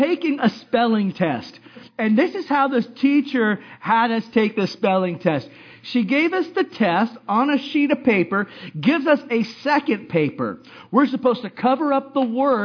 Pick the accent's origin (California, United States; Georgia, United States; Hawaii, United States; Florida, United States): Hawaii, United States; I growing up in Hawaii